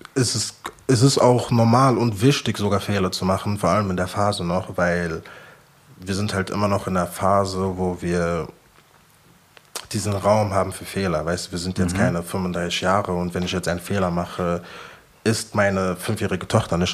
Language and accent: German; Frankfurt, Hesse, Germany; ich bin Frankfurter